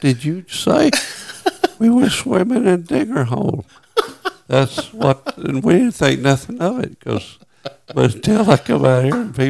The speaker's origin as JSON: {"language": "English", "town": "Little Rock", "region": "Arkansas", "country": "United States", "tie": "born or raised there", "moved": "as an adult", "said": "I grew up in Little Rock"}